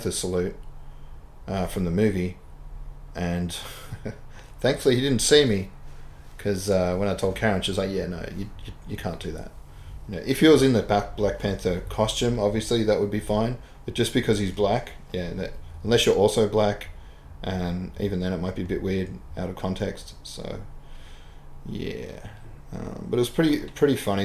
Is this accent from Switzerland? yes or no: no; Australia; I'm Australian.